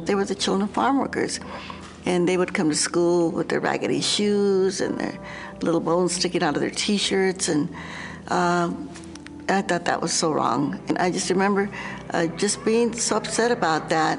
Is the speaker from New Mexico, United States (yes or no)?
yes; New Mexico, United States; I grew up in New Mexico